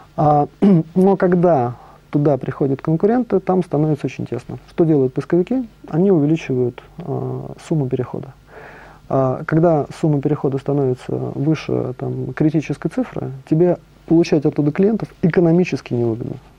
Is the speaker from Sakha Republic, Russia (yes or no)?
no; Moscow, Russia; also born or lived in Cologne, Germany / Germany; Родился в Москве